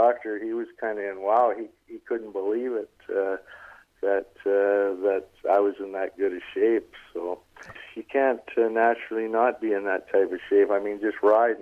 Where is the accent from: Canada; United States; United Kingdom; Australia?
Canada; Medicine Hat, Alberta; Medicine Hat, where my hometown, or I was home base back then